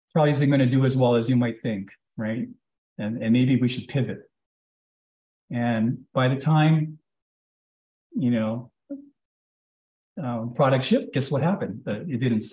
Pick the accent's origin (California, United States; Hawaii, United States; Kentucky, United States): Hawaii, United States; moved away; growing up in Hawaii, to Asian parents